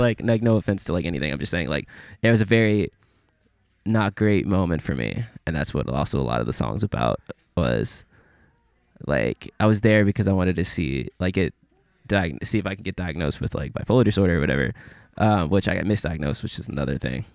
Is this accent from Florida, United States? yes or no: no; Memphis, Tennessee, United States; I'm from Memphis.